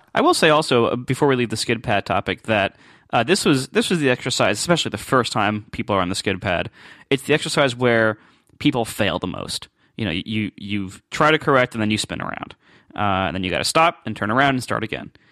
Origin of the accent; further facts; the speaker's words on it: Ohio, United States; moved away; I'm from Ohio